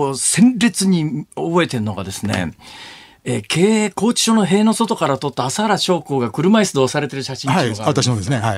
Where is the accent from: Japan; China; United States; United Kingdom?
Japan; Kansai; あの関西人なんでどうしても話がそこへ行くんですけど